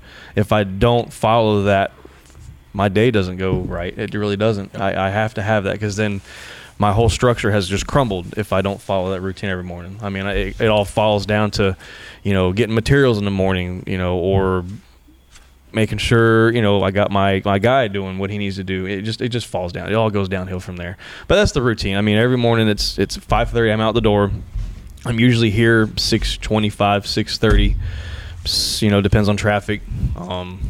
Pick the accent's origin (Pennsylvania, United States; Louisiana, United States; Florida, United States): Florida, United States; Chiefland; moved away; also born or lived in Gainesville, Florida; Central Florida, born and raised. I was born in Gainesville. I grew up in a little town called Chieflin, Florida.